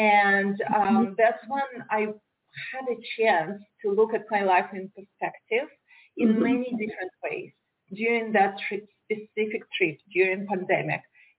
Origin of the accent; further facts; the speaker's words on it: Russia; moved away as an adult; also born or lived in Moldova / St. Petersburg, Russia / Moscow, Russia / New York, United States; now in Miami, United States; I was born in Moldavia. It's a former USSR country. And in the 1990s, when USSR was falling apart, we moved to a small town in Russia. And I never felt like I belonged there. It was a small rural area with a very narrow, for me, mindset.